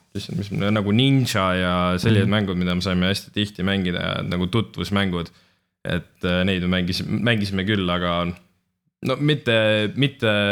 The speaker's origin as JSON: {"language": "Estonian", "country": "Estonia", "said": "me oleme ikkagi eestlased"}